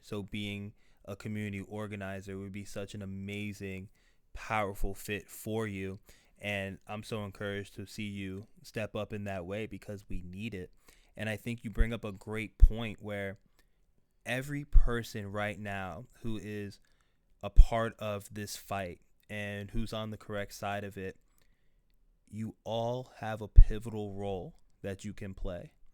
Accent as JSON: {"language": "English", "town": "Weston", "region": "Florida", "country": "United States", "tie": "born or raised there", "said": "I grew up in Weston, Florida, uh, West Broward County"}